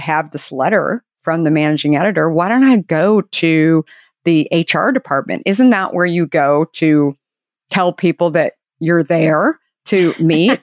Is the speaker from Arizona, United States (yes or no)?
yes; Arizona, United States; I grew up in Arizona